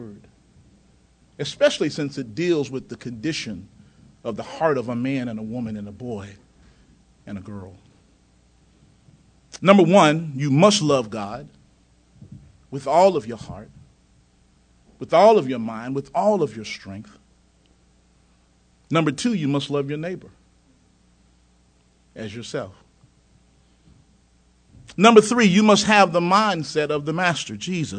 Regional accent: close to the Mississippi line, Tennessee, United States; now in North Carolina, United States; I was raised in Tennessee, close to the Mississippi line.

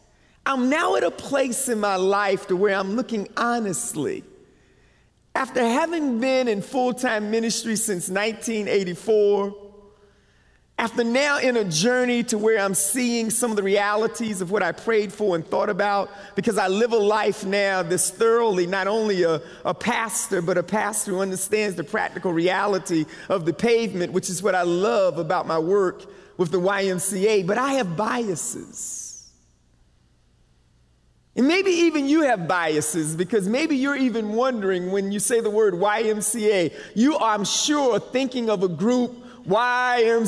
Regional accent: Barco, North Carolina, United States; accent: Southern; I'm from Barco, North Carolina

